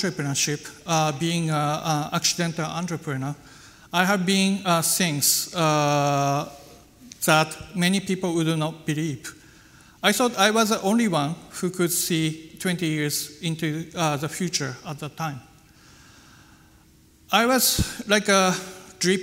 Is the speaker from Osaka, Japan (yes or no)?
no; Aizu, Fukushima, Japan; English is a second language; also born or lived in Tokyo; my hometown, which was long been famous for its traditional Japanese craft lacquerware